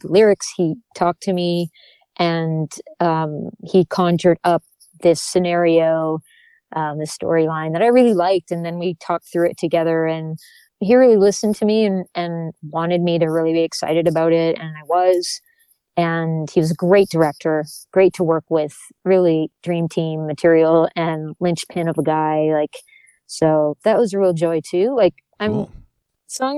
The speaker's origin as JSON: {"language": "English", "region": "New Brunswick", "country": "Canada", "tie": "born or raised there", "said": "I grew up in New Brunswick."}